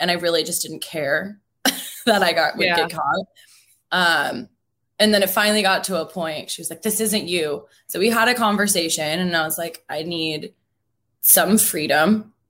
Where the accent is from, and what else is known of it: Seattle, Washington, United States; born or raised there